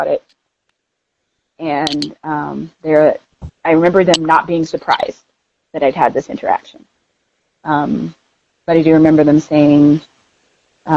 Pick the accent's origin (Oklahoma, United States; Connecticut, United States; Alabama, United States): Oklahoma, United States; Tulsa; now in Denver, United States; I'm from Tulsa, Oklahoma, originally